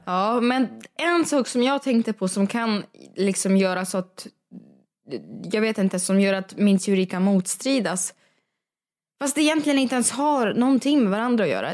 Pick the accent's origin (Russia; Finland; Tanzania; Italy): Russia; also born or lived in Sweden; now in Stockholm, Sweden; i Ryssland är jag uppväxt med att hundarna säger gav gav